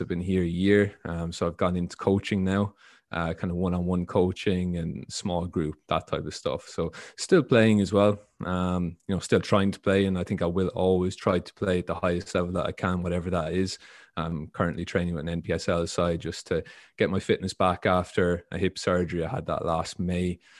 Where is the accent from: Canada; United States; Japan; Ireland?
Ireland; moved away; I grew up in Ireland